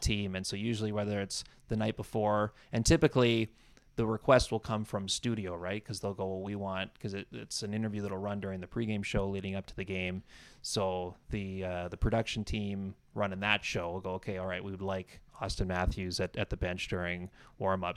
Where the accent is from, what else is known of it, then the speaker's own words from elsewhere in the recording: Campbell River, British Columbia, Canada; moved away as an adult; now in Toronto, Canada; I grew up in Campbell River, uh, town of about thirty